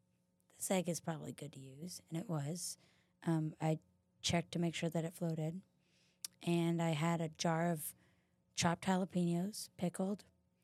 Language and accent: English; San Fernando Valley, California, United States; born there; Born in the San Fernando Valley. Yeah. Didn't stay there for long, though.